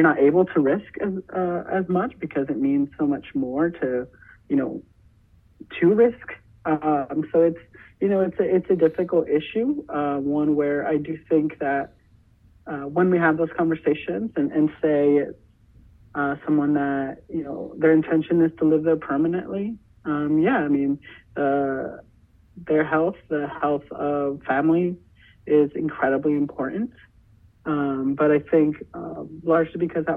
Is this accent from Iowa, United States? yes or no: yes; Sioux City, Iowa, United States; my hometown Sioux City